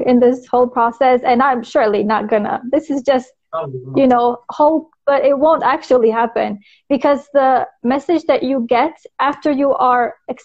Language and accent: English; North Macedonia; moved away as an adult; now in Saudi Arabia; Originally, I'm from Macedonia.